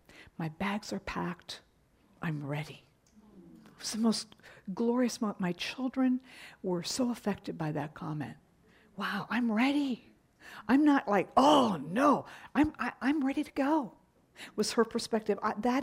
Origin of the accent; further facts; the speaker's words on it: Japan; when I was growing up, I grew up in Japan on the mission field with my parents, and we loved the Japanese culture.